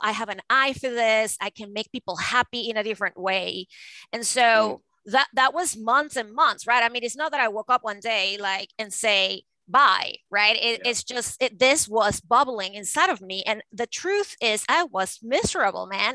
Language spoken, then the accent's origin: English; Venezuela; moved away as an adult; now in United States; I was born and raised in Venezuela, and I moved to the United States to go to Harvard Law School.